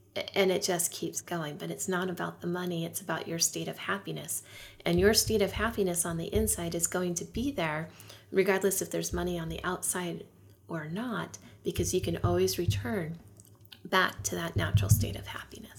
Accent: California, United States; I lived near the poverty line where I grew up in California

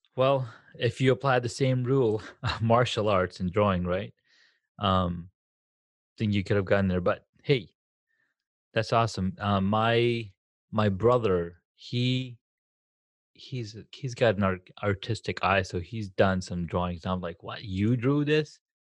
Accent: Southern California, United States; I grew up in Southern California

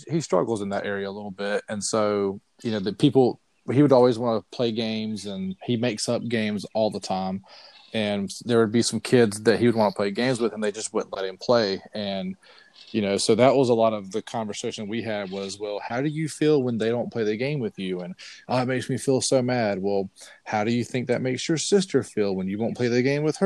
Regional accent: Sylvester, Georgia, United States; also born or lived in Statesboro, Georgia; from either Sylvester, my hometown, or from Statesboro, where we went to college.

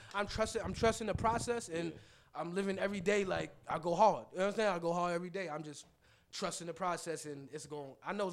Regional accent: New York City, New York, United States; I grew up on Jamaica Ave.

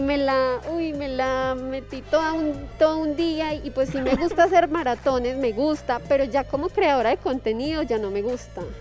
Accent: Colombia

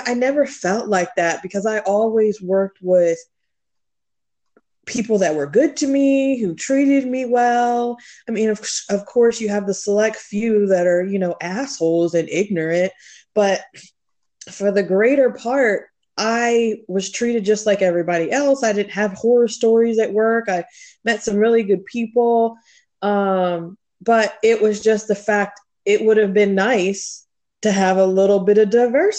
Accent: Fredericksburg, Virginia, United States; also born or lived in Heidelberg, Germany; we moved from Heidelberg, Germany to here when I was in the second grade. And we landed in Fredericksburg, and I've lived there all of my life

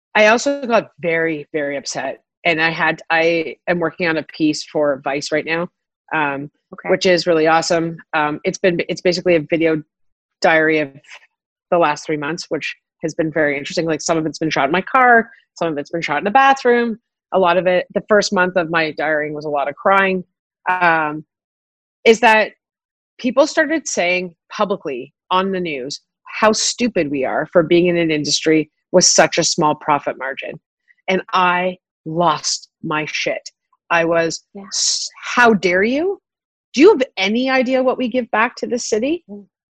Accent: Toronto, Ontario, Canada; also born or lived in South Africa; growing up in Toronto, I never, I went to public school

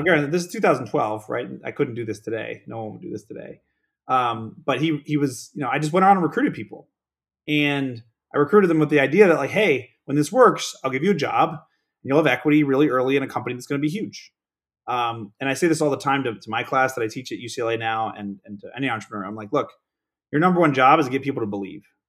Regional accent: Pittsburgh, Pennsylvania, United States; now in Palos Verdes Estates, United States; born and raised in Pittsburgh, Pennsylvania

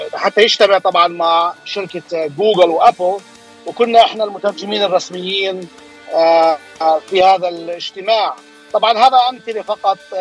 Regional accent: Jordan; moved away as an adult; also born or lived in San Francisco Bay Area, United States / Los Angeles, United States; now in Anaheim, United States; انا آه، اصلا آه، من الاردن يعني اصلي اردني هاجرت على امريكا

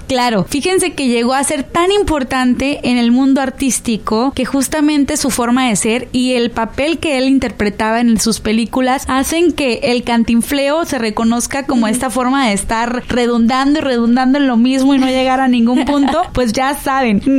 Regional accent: Sinaloa, Mexico; nosotros como sinaloenses

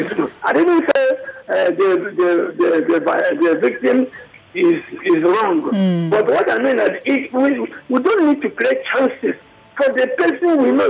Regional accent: Nigeria; I'm a Nigerian, I'm a liberal man

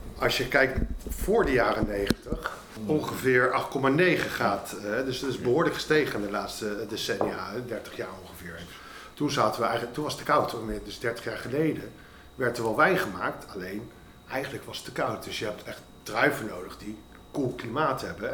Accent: Netherlands; Wij drinken als Nederlander

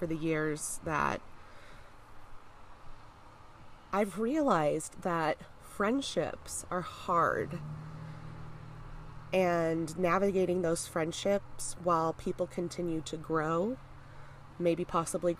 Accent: United States; I'm American

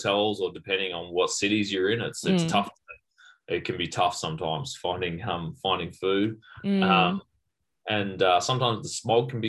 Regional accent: Melbourne, Victoria, Australia; my hometown in St. Kilda in Victoria

